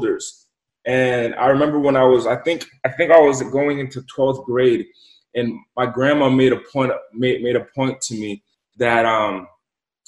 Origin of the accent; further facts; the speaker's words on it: Central Falls, Rhode Island, United States; moved away; also born or lived in Pawtucket, Rhode Island; I grew up in Pawtucket and Central Falls, Rhode Island.